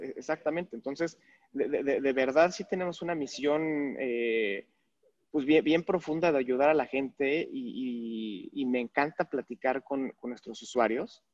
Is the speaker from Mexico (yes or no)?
yes; Mexico; soy mexicano, ¿no? Y me, me, me, encanta, mi país